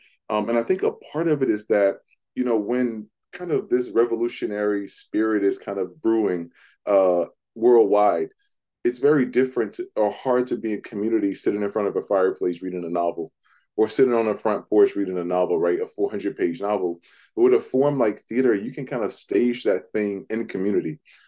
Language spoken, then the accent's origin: English; Jackson, Mississippi, United States; moved away; I identify as Black first. A close second is as a Southern boy. That experience growing up in Mississippi was and still is so formative to who I am